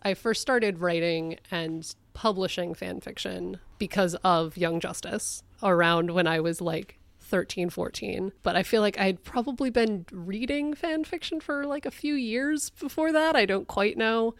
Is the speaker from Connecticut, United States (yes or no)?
yes; Connecticut, United States; my home state